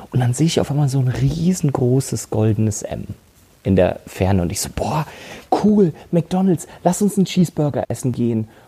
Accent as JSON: {"language": "German", "town": "Munich", "region": "Bavaria", "country": "Germany", "tie": "born or raised there", "said": "Ich bin ja geboren und aufgewachsen in München. Und zwar wirklich in der Innenstadt München."}